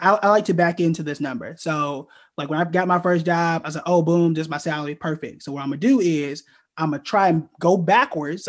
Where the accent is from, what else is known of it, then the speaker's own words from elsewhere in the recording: Oklahoma, United States; moved away as an adult; I'm from Oklahoma